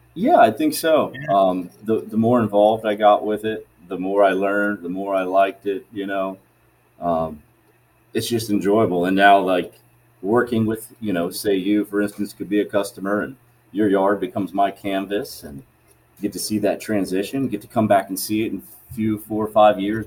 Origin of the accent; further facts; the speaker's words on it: Tallahassee, Florida, United States; moved away as an adult; I'm from Florida, natively from Tallahassee